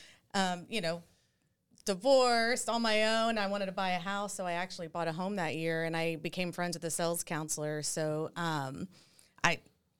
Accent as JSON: {"language": "English", "town": "San Antonio", "region": "Texas", "country": "United States", "tie": "born or raised there", "said": "I grew up in San Antonio"}